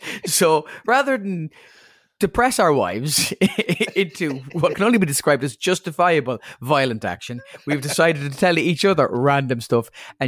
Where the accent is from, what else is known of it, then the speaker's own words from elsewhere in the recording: Offaly, Leinster, Ireland; I am a man from Offaly